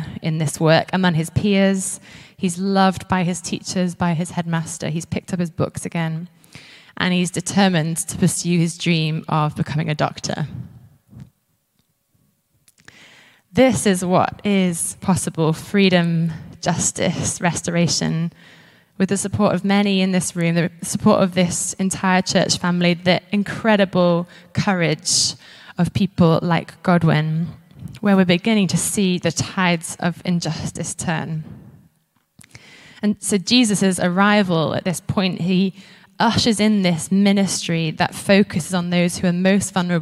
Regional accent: Isle of Man; moved away as an adult; now in Edinburgh, United Kingdom; where I grew up in the Isle of Man

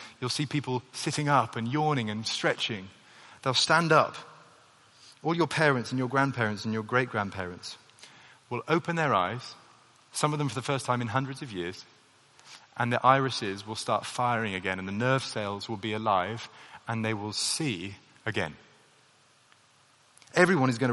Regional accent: United Kingdom; the national identity that I have, being British does actually occupy a reasonable part of my identity

